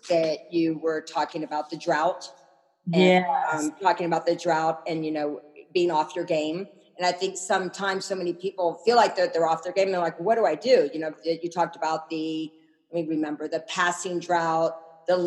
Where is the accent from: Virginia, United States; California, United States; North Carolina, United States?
North Carolina, United States; Asheville; I'm from the South as well. I'm from North Carolina, Asheville, North Carolina.